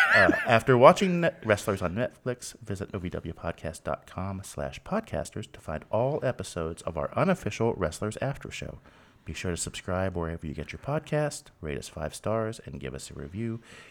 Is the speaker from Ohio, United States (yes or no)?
yes; Ripley, Ohio, United States; I'm from Southern Ohio, a town called Ripley, Ohio.